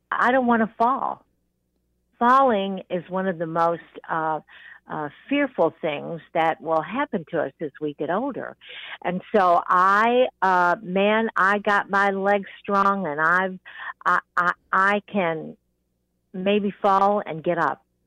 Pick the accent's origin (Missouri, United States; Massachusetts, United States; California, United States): California, United States; I was born in California